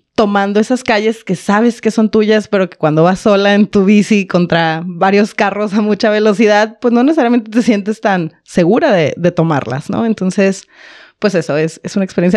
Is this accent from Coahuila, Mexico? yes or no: no; Baja California, Mexico; moved away as an adult; now in Monterrey, Mexico; Yo soy de otra ciudad, no soy de aquí, soy de Baja California